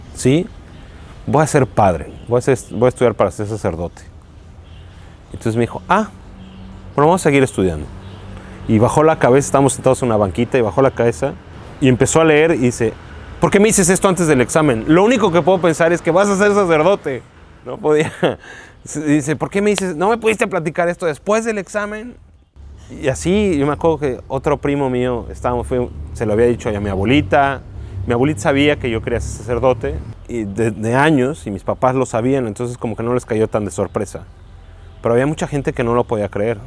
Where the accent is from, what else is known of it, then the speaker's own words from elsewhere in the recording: Mexico City, Mexico; Yo soy de la Ciudad de México